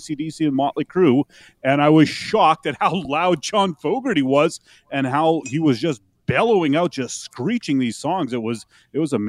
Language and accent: English; Altona, Manitoba, Canada; growing up in Altona, Manitoba